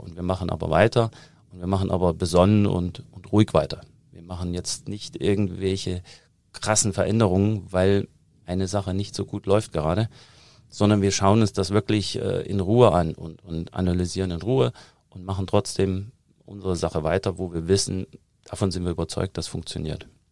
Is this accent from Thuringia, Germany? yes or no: yes; Thuringia, Germany; accent: Thuringian; moved away as an adult; also born or lived in United States; now in Munich, Germany; Also ich komme ja aus Thüringen, hört man immer immer noch raus und äh, ich habe auch irgendwann aufgegeben, daran zu arbeiten, den Akzent komplett wegzukriegen